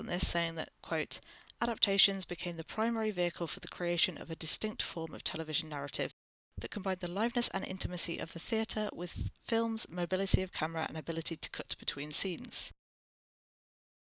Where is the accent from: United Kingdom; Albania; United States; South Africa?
United Kingdom; I am British